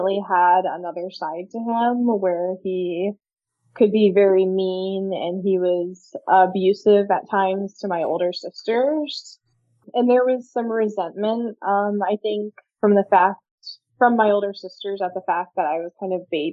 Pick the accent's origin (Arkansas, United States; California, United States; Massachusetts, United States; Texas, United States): California, United States; also born or lived in Virginia; We moved from Virginia to California when I was about 9 years old. And moving to California, I felt like an outsider at school immediately